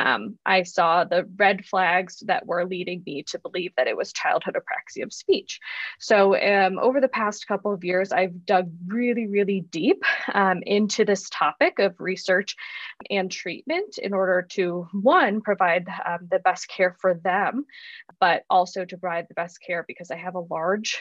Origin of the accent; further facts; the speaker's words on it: Chicago, Illinois, United States; moved away as an adult; also born or lived in Arizona; now in Tucson, United States; I was born and raised in Chicago, Illinois.